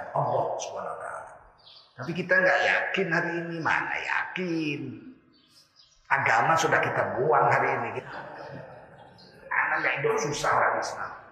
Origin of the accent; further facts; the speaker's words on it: North Sumatra, Indonesia; Rusaknya ini setelah tahun 70-an di negeri saya Sumatera Timur